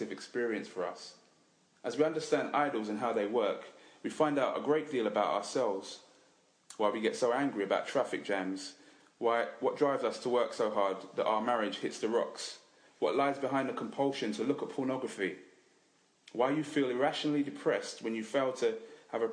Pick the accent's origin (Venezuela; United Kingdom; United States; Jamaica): United Kingdom; England; Now, I know we're English